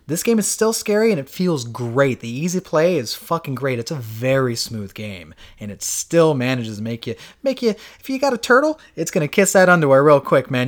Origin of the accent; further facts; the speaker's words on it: Florida, United States; we grew up with in Florida.